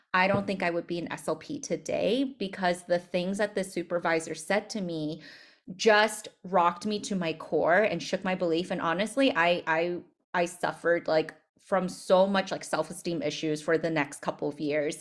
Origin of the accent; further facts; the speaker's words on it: United States; I'm Asian American